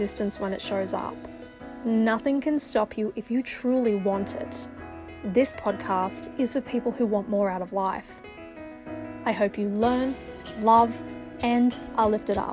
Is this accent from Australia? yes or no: yes; Australia; moved away as an adult; now in United States; I'm an Australian, I'm living in the US